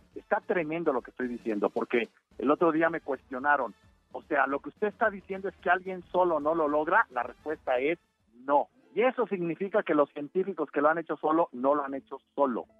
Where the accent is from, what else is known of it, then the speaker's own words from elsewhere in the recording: Mexico; Los mexicanos somos muy creativos y muy chingones